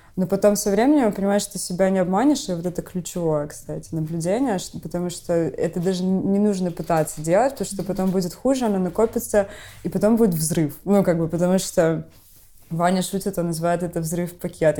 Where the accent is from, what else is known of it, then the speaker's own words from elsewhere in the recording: Odesa, Odesa Oblast, Ukraine; moved away; я из Одессы, и как бы у нас такой особенный стиль разговора